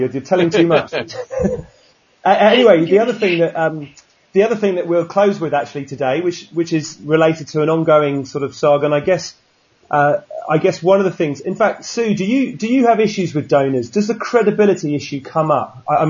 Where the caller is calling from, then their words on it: Sydney, New South Wales, Australia; I'm talking from Sydney.